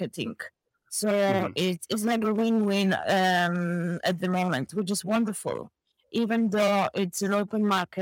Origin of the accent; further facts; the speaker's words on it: southern Poland, Poland; now in County Carlow, Ireland; I'm purely Polish girl